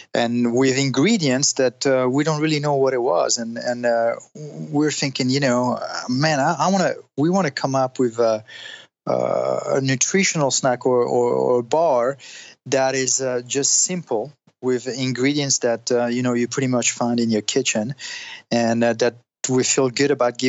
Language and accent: English; Italy; moved away as an adult; also born or lived in Switzerland / France; now in Los Angeles, United States; I'm French. My parents are French, but I grew up in Italy. I was born in Switzerland, and I moved to the States when I was 19